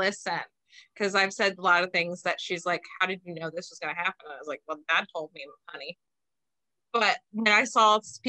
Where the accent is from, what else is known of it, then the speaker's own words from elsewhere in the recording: Bellevue, Ohio, United States; also born or lived in Reynoldsburg, Ohio; I am from a small town called Belfis. That's where still most of my family lives and my father's buried.